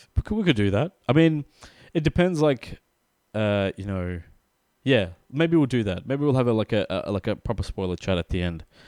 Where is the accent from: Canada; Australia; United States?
Australia; We are from Australia